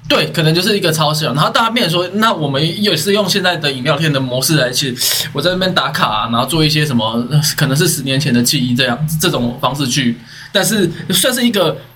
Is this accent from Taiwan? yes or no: yes; northern Taiwan, Taiwan; 因为我们是北部人嘛